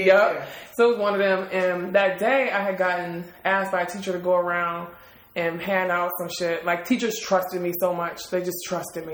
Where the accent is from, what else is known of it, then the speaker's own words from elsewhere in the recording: Detroit, Michigan, United States; moved away; I'm from Detroit